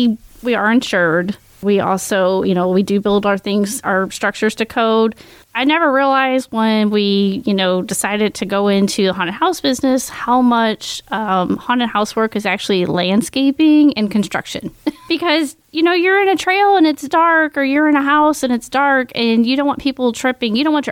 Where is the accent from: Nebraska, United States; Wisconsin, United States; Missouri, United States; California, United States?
Missouri, United States; now in Washington County, United States; We're transplants from Jefferson County to Washington County.